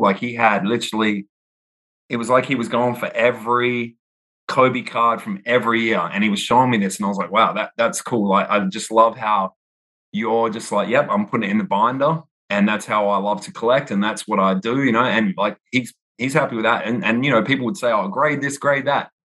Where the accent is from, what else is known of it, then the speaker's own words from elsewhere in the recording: Perth, Western Australia, Australia; moved away as an adult; also born or lived in New York City / Austin; now in United States; I was born in Perth, Australia um, on the west coast of Australia, so nowhere near Sydney and Melbourne. Everyone always asks me, "Are you from Sydney or Melbourne?" And I'm like, "Neither." Five hours west on a plane. So uh, I moved. I lived there my whole life um, until I was 30